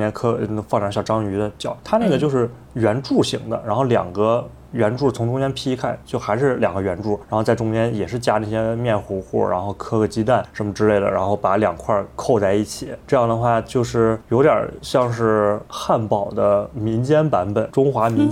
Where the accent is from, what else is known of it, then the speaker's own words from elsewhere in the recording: Zhengzhou, Henan, China; moved away as an adult; also born or lived in Harbin, China / Taiwan / Chicago, United States; now in Beijing, China; 我自己的话是从小出生长大在郑州，然后一直念到了高三毕业。后来上大学的时候是去的哈尔滨读的大学，在哈尔滨总共四年嘛，但是中间有半年的时间是在台湾上的一个交换生的项目。